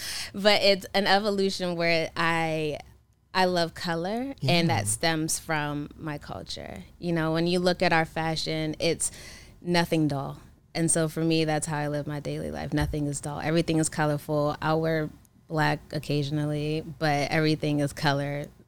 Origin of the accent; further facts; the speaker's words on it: Maryland, United States; born there; No, I mean, I was born in Maryland.